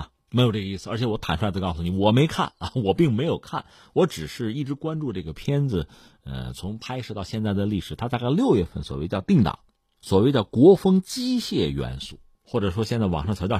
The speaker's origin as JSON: {"language": "Chinese", "country": "China", "said": "我们作为中国的学者"}